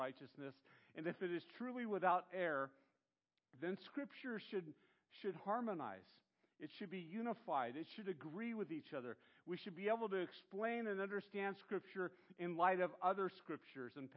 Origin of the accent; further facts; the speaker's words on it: Santa Barbara, California, United States; growing up in Santa Barbara